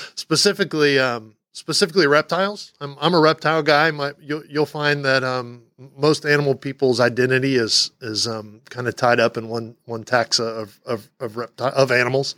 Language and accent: English; Texas, United States; moved away; I'm from Texas